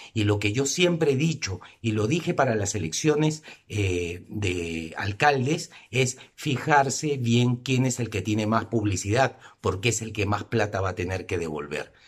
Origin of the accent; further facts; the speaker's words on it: Peru; como peruanos